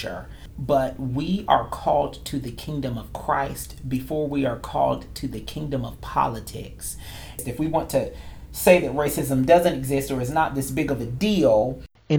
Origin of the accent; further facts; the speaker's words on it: North Carolina, United States; moved away; in Raleigh, North Carolina, the capital of my home state